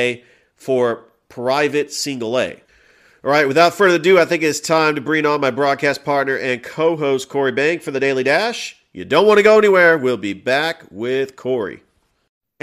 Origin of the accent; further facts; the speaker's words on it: California, United States; moved away; I am from California.